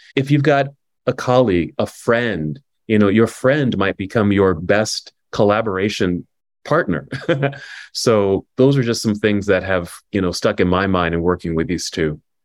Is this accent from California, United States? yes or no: yes; Oakland, California, United States; now in Salt Lake City, United States; I'm from Oakland, California